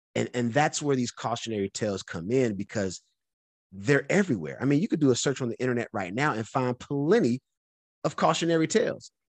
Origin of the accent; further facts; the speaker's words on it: North Carolina, United States; moved away; also born or lived in California; I'm from North Carolina